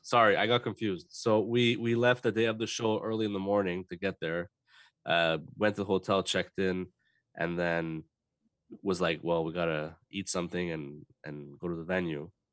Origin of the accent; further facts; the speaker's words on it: Montreal, Quebec, Canada; we're from Montreal